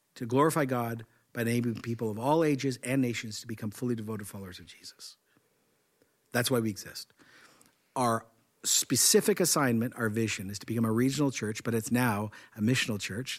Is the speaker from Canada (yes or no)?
yes; Canada; I'm Canadian